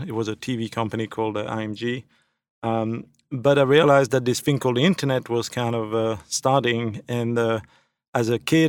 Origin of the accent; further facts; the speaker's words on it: Belgium; moved away; So I'm originally from Belgium, now a thankful naturalized citizen.